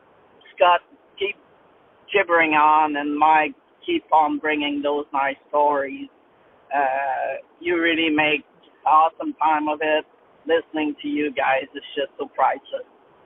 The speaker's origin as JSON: {"language": "English", "region": "Quebec", "country": "Canada", "said": "I'm a trucker from Quebec"}